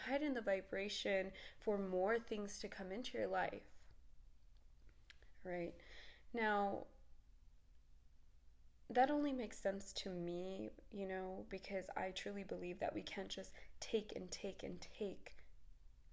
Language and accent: English; Texas, United States; I'm from Texas